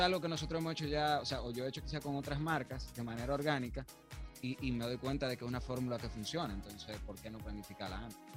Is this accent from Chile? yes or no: no; Dominican Republic; somos nosotros a veces como dominicanos